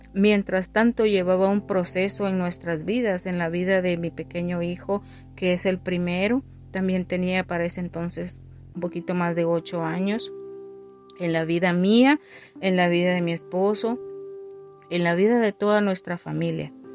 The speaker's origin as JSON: {"language": "Spanish", "country": "Guatemala", "moved": "yes", "said": "mi país de origen, que es Guatemala"}